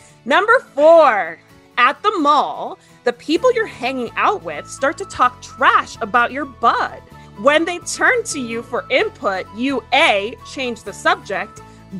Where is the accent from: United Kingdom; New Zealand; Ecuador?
Ecuador; born there; I was born in Ecuador, actually.